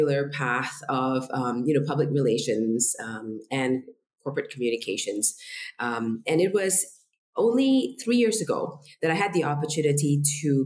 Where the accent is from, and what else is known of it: Singapore; born or raised there; first language Indonesian; English is a second language; also born or lived in Indonesia